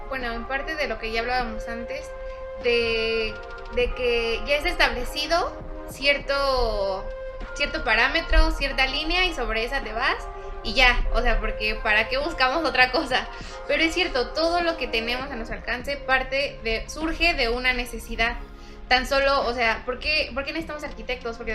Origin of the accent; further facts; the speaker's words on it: Mexico; Porque somos mexicanos.